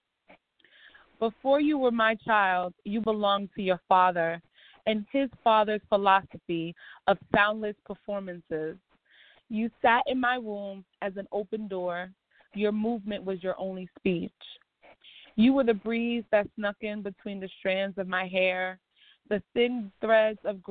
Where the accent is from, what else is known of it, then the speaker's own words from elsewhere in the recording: New York, United States; also born or lived in Barbados; When I first came from Barbados, I lived in Harlem for most of my childhood. And now I live in the South Bronx